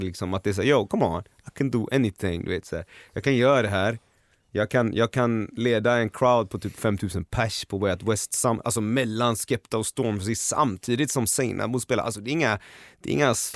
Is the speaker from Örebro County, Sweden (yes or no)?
no; Gothenburg, Västra Götaland, Sweden; moved away as an adult; now in Stockholm, Sweden; Nu älskar jag Göteborg ännu mer för jag kommer tillbaka på helgerna. Jag, jag är där, jag träffar mina vänner, min familj